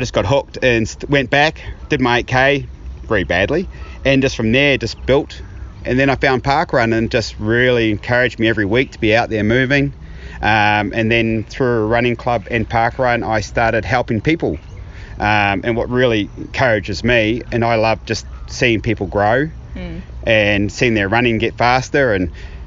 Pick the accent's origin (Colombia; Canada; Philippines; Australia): Australia; now in New Zealand; I'm Australian born